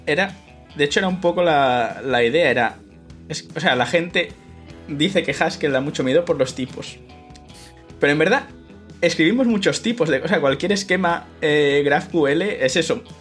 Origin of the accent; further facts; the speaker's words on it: Madrid, Community of Madrid, Spain; moved away as an adult; now in Utrecht, Netherlands; yo nací en Madrid, en España, me mudé aquí eh, a Países Bajos por, el tema este de que es donde hice el doctorado